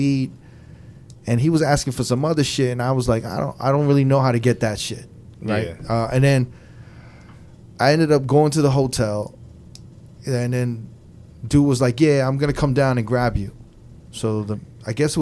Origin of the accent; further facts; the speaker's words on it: New York, United States; I'm from New York